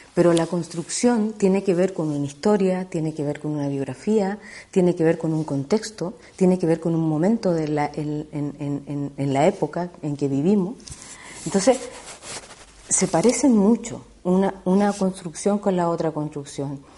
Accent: Chile; yo soy chilena, eh, estudié hace mucho tiempo en Chile teatro

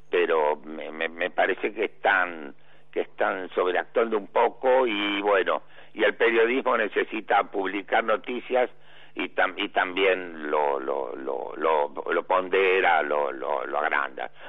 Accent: Avellaneda, Buenos Aires Province, Argentina; yo fui diputado por la provincia de Buenos Aires porque nací en el Doc Sur partido de Avellaneda

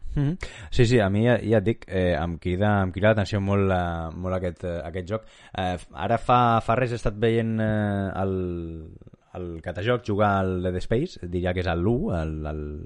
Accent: Catalonia, Spain; sóc ben català

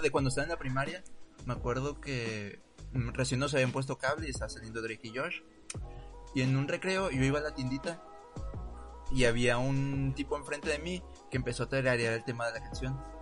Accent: Mexico; como mexicanos

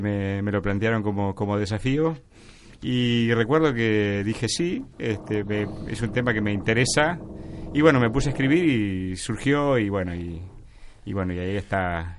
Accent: Artigas, Uruguay; soy el uruguayo, nacido en Artigas

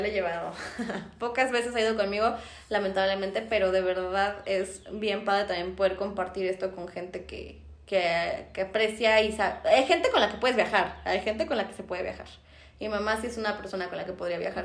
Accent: Mexico; aquí en México a los que yo no me metería ni siquiera siendo mexicana

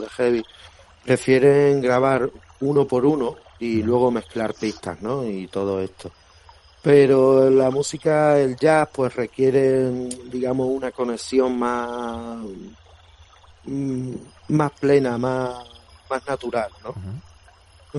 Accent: Granada, Andalusia, Spain; accent: granadino; also born or lived in Badajoz; soy nacido allí en Badajoz, pero pero criado aquí en Granada

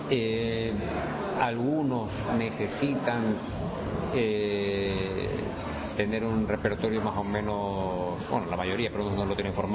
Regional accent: Ecuador; now in Andalusia, Spain; estoy a gusto en Andalucía y no, soy ecuatoriano de pura cepa, sí.

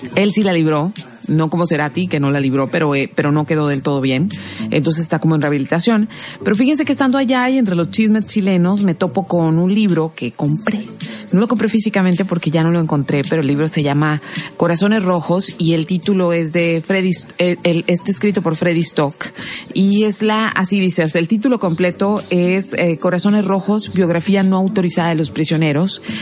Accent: Mexico; para nosotros los mexicanos

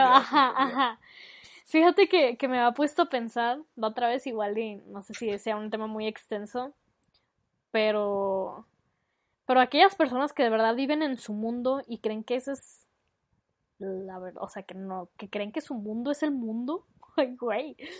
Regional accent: Mexico; sí somos bastante creativos, la verdad, para ser mexicanos

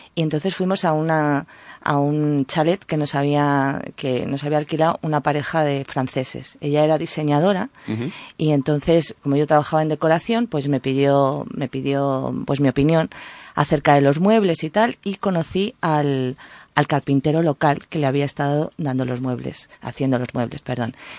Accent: northern Palencia, Castile and León, Spain; yo soy palentina, del norte de Palencia, donde nieva, donde hay mucha montaña

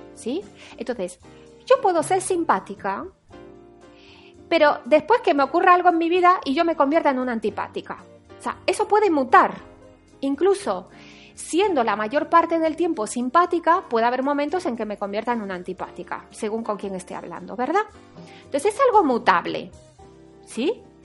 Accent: Paris, Île-de-France, France; now in Spain; yo nací en París, en Francia

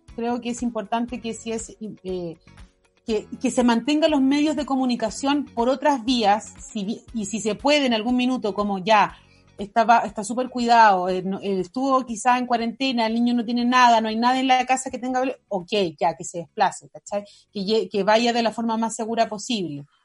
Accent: Chile; como sociedad chilena

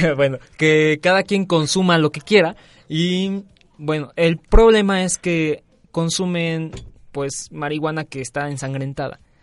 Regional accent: Tlaxcala, Mexico; moved away; mi pueblo ahí en Tlaxcala

